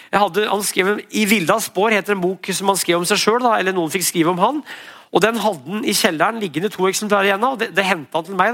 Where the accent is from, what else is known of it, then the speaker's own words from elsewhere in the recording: Brumunddal, Innlandet, Norway; Jeg er fra Brumunddal